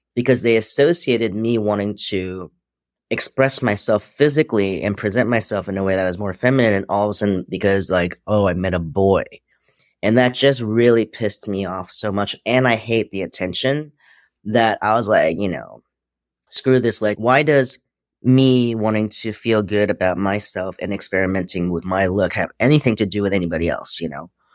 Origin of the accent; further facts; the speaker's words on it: New York City, New York, United States; also born or lived in Hong Kong; now in Los Angeles, United States; just raised in Queens. I was born in Hong Kong